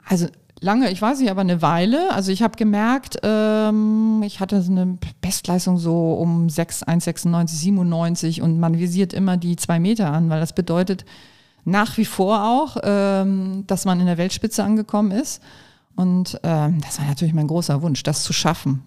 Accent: Kiel, Schleswig-Holstein, Germany; now in Pulheim, Germany; Heimat ist schon, weil da bin ich als Kind aufgewachsen, damit verbinde ich Heimat

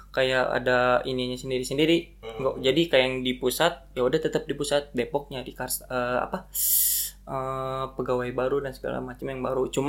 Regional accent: Jakarta, Indonesia; born there; Gue lahir di Jakarta dan gue sekarang sebagai barista di salah satu kopi Bogor.

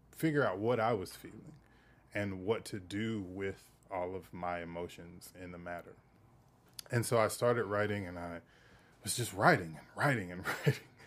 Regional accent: the South, United States; I come from the South.

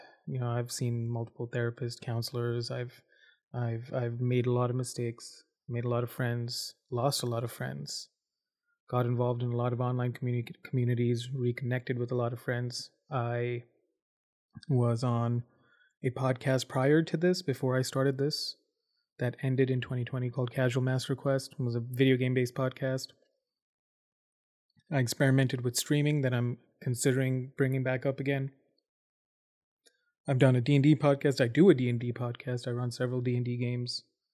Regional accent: Dubai, United Arab Emirates; also born or lived in India / Abu Dhabi / Saudi Arabia; I grew up in Dubai, Abu Dhabi, both of which are big cities in the United Arab Emirates, UAE, in the Middle East. I was born in India. My family moved to the Middle East in 95.

